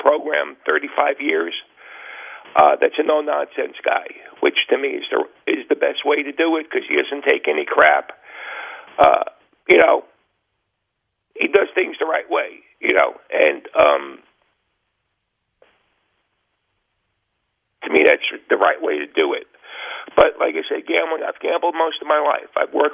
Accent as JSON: {"language": "English", "region": "New York", "country": "United States", "moved": "as an adult", "lives_now": "New Jersey, United States", "said": "I'm from New York originally"}